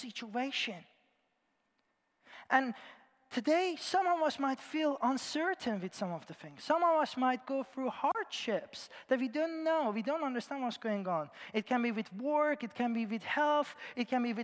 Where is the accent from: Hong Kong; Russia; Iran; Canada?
Iran; moved away; I was born in Iran and I grew up there